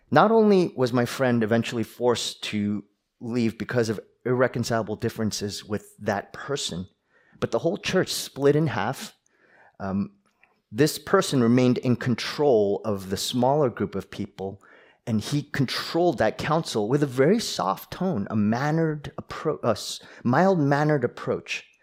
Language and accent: English; New Jersey, United States; accent: New Jersey; Some of you know that I grew up in New Jersey, and you know, I practiced hard to actually get rid of my New Jersey accent when preaching